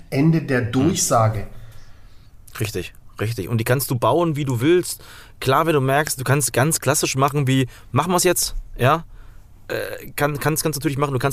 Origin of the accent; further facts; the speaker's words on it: Thuringia, Germany; Wenn ich ab und zu mal ein halbes Bier trinke, ja, dann merken auch alle, ich komme aus Thüringen, äh, dann versteht mich keiner mehr.